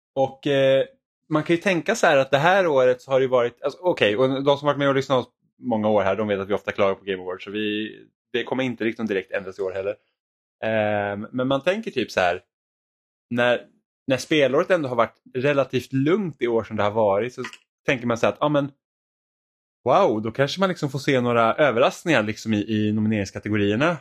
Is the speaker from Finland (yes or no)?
yes; Finland; jag är finlandssvensk